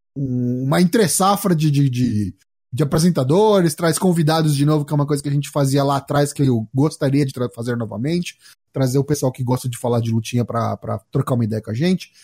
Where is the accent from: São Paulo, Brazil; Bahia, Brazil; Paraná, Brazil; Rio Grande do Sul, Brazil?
São Paulo, Brazil; sou aqui de São Paulo, capital